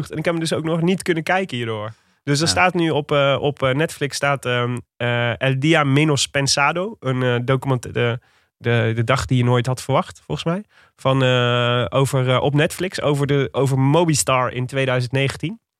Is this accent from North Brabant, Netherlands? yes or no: no; Leiden, South Holland, Netherlands; Ik kom uit Leiden.